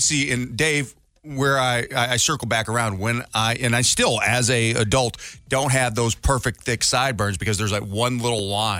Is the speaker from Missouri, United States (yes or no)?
yes; Missouri, United States; I grew up in Missouri, There was humidity for days.